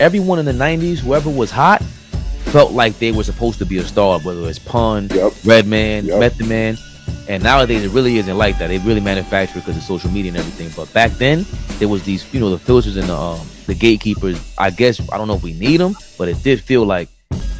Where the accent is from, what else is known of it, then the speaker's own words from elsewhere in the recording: New York City, New York, United States; I'm from Queens